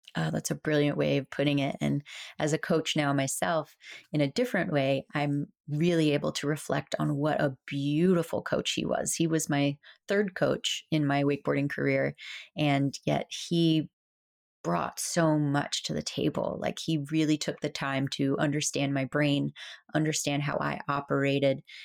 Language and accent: English; South Florida, United States; from a little girl growing up in South Florida